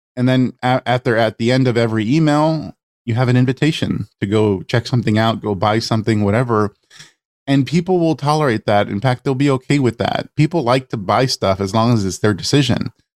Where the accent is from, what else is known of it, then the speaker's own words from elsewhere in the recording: Los Angeles, California, United States; I, I grew up in East LA to an immigrant family, Mexican family